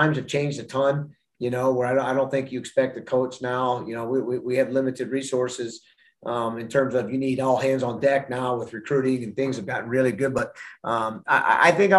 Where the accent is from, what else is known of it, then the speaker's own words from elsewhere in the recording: Pennsylvania, United States; now in Madison, United States; I grew up in Pennsylvania